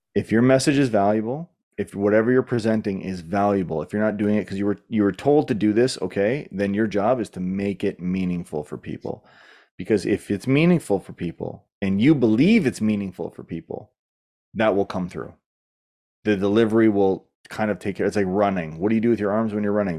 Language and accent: English; Canada; I'm Canadian